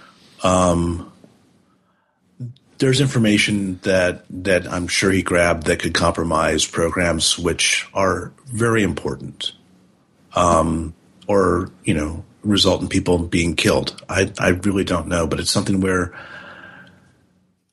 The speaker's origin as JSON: {"language": "English", "country": "United States", "said": "as an American"}